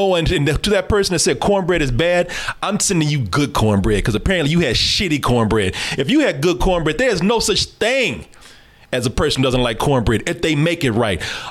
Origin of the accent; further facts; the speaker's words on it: the South, United States; I was born here in the South, raised in the South